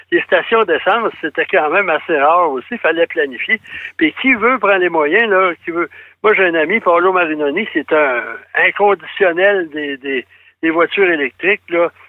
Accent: Thetford Mines, Quebec, Canada; moi, je suis allé récemment à Thetford Ça faisait longtemps que je n'étais pas allé, c'est ma ville natale.

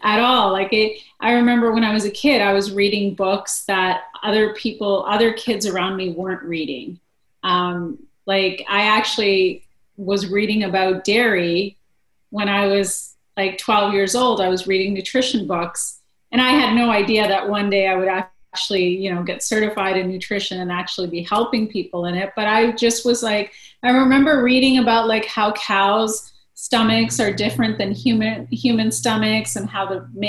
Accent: Winnipeg, Manitoba, Canada; moved away as an adult; also born or lived in India; I'm a prairie girl, so I was born and raised in Winnipeg, Manitoba

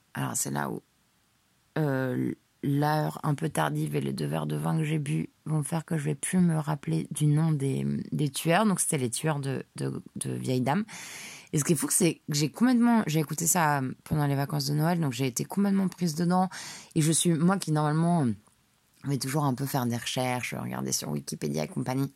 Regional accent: Paris, Île-de-France, France; j'ai été élevée à Paris

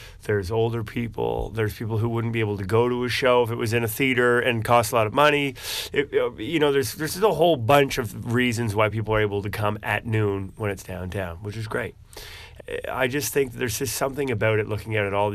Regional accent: New Brunswick, Canada; moved away as an adult; now in Halifax, Canada; I grew up in New Brunswick

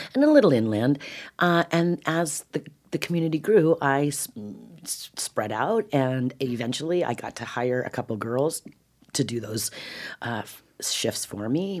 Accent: California, United States; I'm a Californian

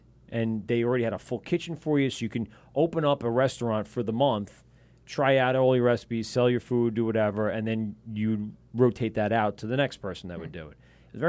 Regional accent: Amityville, New York, United States; I grew up in Amityville. There wasn't shit. There was nothing.

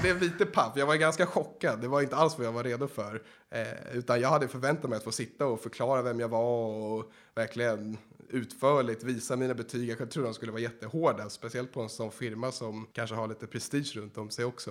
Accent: Sweden; also born or lived in Los Angeles, United States; jag kommer från Sverige.

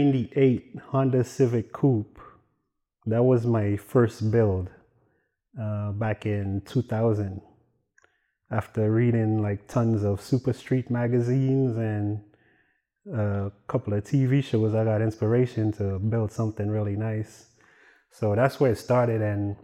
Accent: Dominica; Well, I'm from Dominica, smack dab in the middle of the Caribbean. Everybody think it's the Dominican Republic, but in my country, we don't speak Spanish.

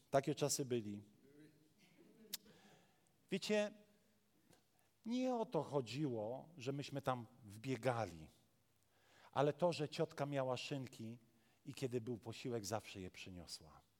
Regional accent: Warmian-Masurian Voivodeship, Poland; now in Pszów, Poland; I wiecie, ja jestem z Mazur. Właściwie to ja nie wiem skąd jestem, bo dla Mazurów jestem Ślązakiem, dla Ślązaków jestem Gorolem.

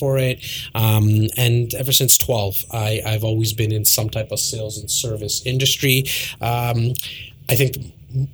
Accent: Toronto, Ontario, Canada; Born and raised in Toronto.

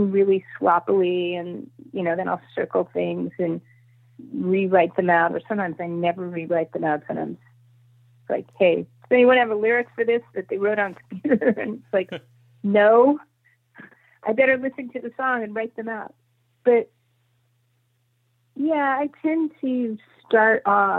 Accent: Los Angeles, California, United States; when I was growing up in Laurel Canyon

